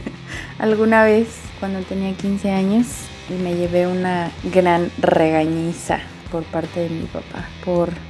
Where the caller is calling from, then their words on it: Mexico City, Mexico; pues de la colonia Portales y me dedico a la producción de programas de televisión de deportes.